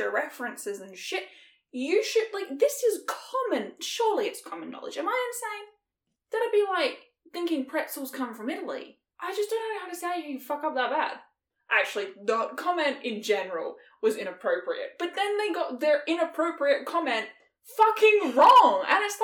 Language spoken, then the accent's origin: English; Australia; we grew up in Australia